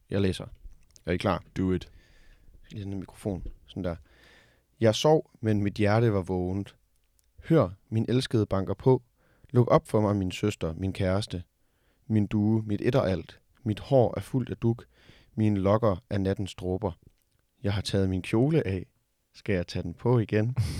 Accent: Denmark; vi som danskere

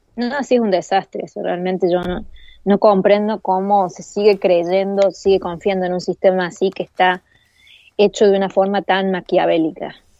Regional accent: Argentina; Acá en Argentina

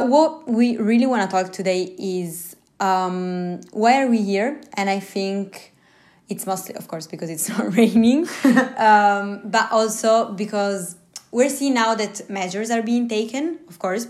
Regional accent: Turin, Piedmont, Italy; it's where I was born, where I grew up, because I'm from Turin.

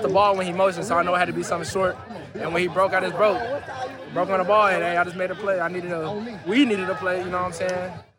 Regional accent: Texas, United States; now in Oklahoma, United States; I'm from Texas

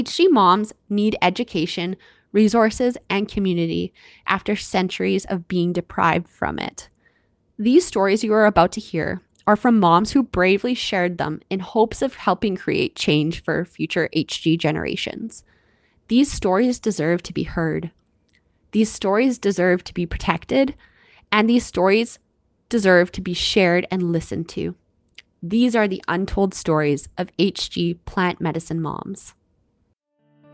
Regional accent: Canada; I'm your Canadian host

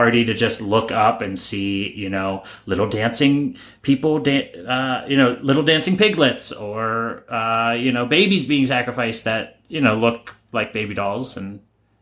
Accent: Pittsburgh, Pennsylvania, United States; we're from Pittsburgh

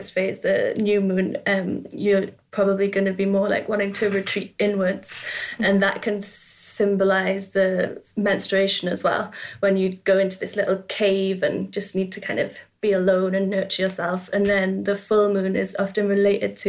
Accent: Newcastle upon Tyne, North East England, United Kingdom; I grew up in Newcastle in the north of England

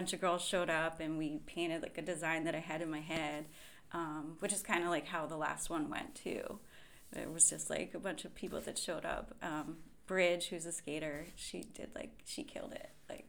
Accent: East Coast, United States; But I think growing up on the East Coast, my family didn't really understand

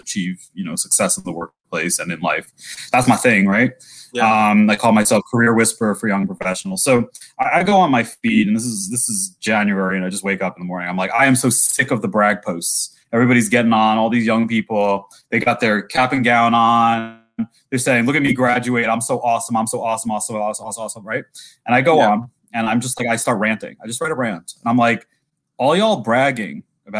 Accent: New York, United States; as a New Yorker

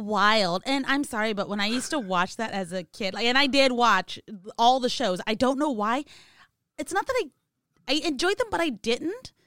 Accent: California, United States; Obviously, I'm from California

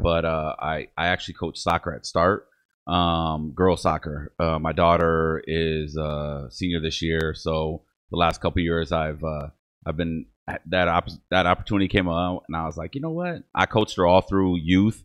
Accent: Toledo, Ohio, United States; first language English; I'm also German on my mother's side, but I grew up with my Mexican family here

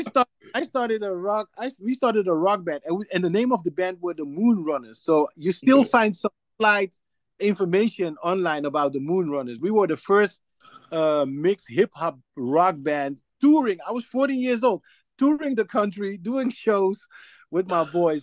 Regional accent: Suriname; now in Netherlands; I'm from Suriname

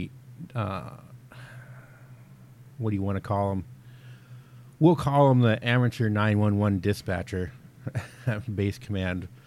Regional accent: the South, United States; now in North Dakota, United States; I'm originally from the South

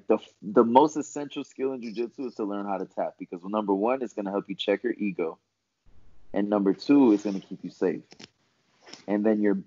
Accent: Florida, United States; I'm from Florida

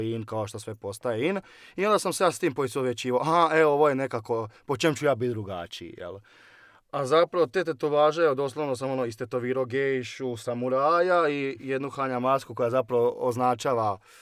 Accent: Osijek, Osijek-Baranja County, Croatia; dolazim iz Osijeka i cijeli život sam proveo u Osijeku, tu sam odrastao

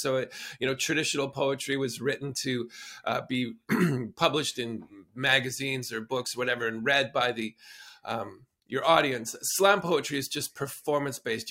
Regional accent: southern Alberta, Canada; moved away; I grew up in southern Alberta in traditional Blackfoot territory

